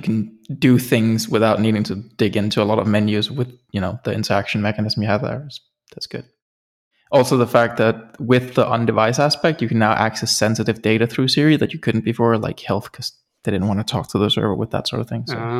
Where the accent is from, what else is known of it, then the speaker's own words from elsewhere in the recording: Denmark; And no, I've not moved out of the country. I'm still from Denmark.